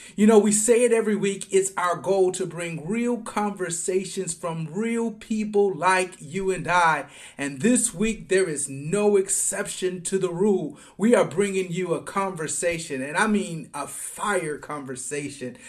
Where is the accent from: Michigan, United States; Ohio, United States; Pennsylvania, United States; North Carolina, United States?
Michigan, United States; Detroit; now in Atlanta, United States; I'm living in Atlanta now, but I'm from Michigan and Detroit